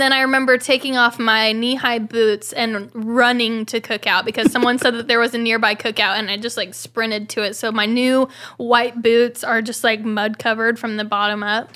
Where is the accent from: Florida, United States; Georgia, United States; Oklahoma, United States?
Oklahoma, United States; moved away; I'm from Oklahoma